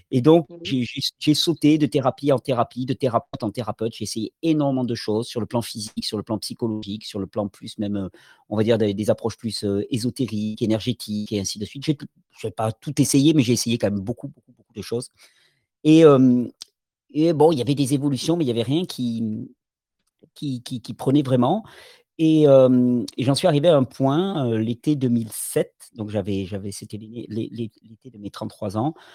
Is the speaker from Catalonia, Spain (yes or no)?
yes; Catalonia, Spain; born there; Je {S0} mmh suis, euh, {S1} je suis né en Catalogne. C'est important pour moi parce que j'habite toujours dans mon pays